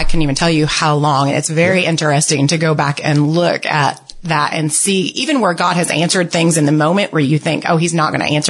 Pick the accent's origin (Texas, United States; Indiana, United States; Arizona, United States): Indiana, United States; now in Monroe, Georgia, United States; I am originally from Indiana, but yes, I have lived in Monroe, Georgia for the past 14 years.